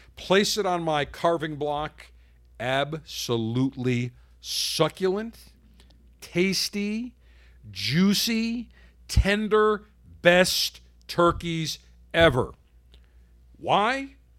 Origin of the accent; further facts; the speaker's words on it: Buffalo, New York, United States; moved away; my hometown of Buffalo